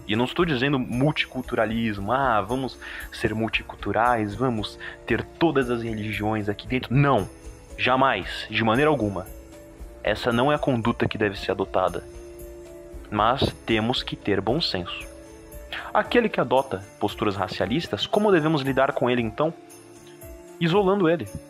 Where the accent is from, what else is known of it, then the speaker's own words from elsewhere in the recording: Brazil; Somos brasileiros, nossa doutrina é brasileira